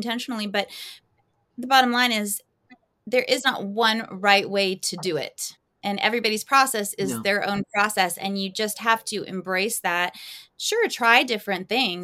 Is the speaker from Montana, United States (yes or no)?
no; California, United States; now in North Carolina, United States; I was born and raised in California